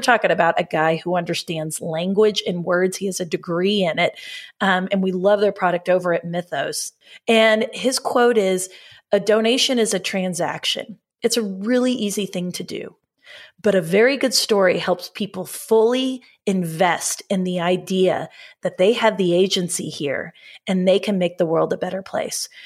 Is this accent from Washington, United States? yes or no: no; Oklahoma, United States; we're from Oklahoma, so we say data, not data